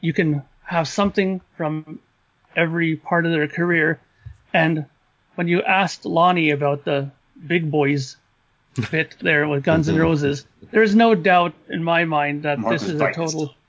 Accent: Canada; knowing my background, being a Canadian

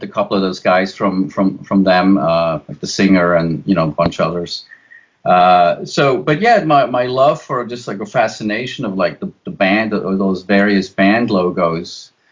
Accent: Switzerland; moved away; I'm originally from Switzerland.

